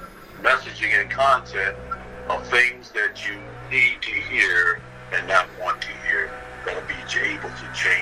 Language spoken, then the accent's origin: English; Virginia, United States; moved away; back in my home state of Virginia